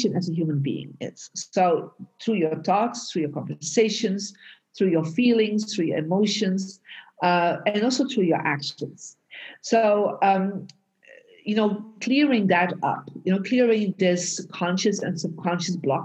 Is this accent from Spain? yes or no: no; Belgium; now in United States; I was born in Belgium and I moved out of Belgium and moved to America and lived in different countries.